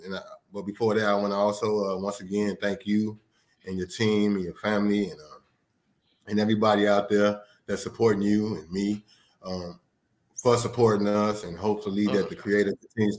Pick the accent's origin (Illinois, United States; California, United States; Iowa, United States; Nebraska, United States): Illinois, United States; Chicago; I'm from Chicago. By way of everywhere internationally.